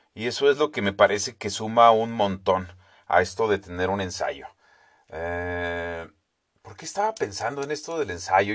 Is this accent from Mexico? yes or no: yes; Mexico; Nosotros también deberíamos de llamarnos entonces los estadounidenses mexicanos